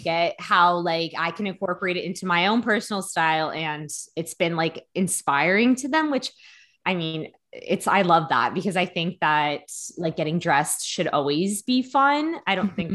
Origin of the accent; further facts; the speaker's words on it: Hamilton, Ontario, Canada; where I grew up in Hamilton